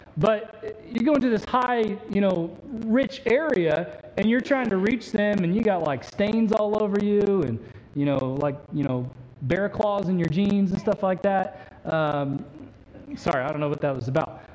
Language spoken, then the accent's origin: English; Indiana, United States; the church culture I grew up in in Indiana